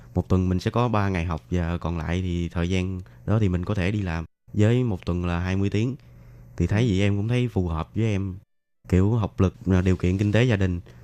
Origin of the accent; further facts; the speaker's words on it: Bac Lieu, Vietnam; moved away as an adult; now in Taiwan; Em đến từ Bạc Liêu